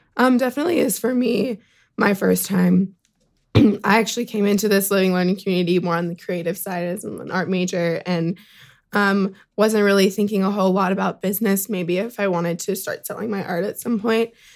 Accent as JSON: {"language": "English", "town": "Sacramento", "region": "California", "country": "United States", "moved": "yes", "said": "I'm from Sacramento, California"}